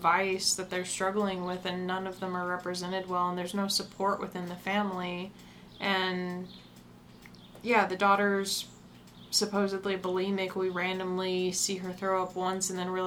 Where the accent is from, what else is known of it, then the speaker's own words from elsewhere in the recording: the South, United States; I grew up in the South. I never really lived anywhere else